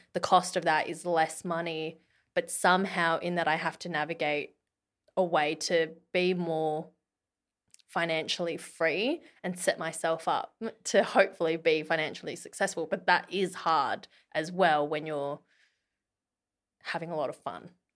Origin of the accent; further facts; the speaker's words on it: Australia; moved away; being an Aussie